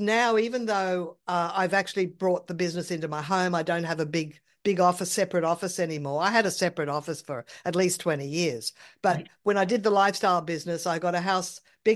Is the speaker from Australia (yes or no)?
yes; Brisbane, Queensland, Australia; moved away as an adult; also born or lived in Sydney; I wanted to move back to my hometown in another state because I like the weather better here in Brisbane